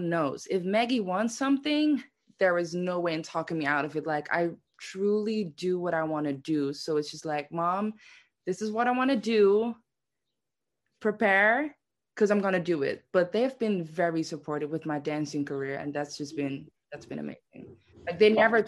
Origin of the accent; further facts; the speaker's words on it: Netherlands; moved away as an adult; also born or lived in Amsterdam, Netherlands; now in New York City, United States; I was born and raised in Heuvel, which is in the Netherlands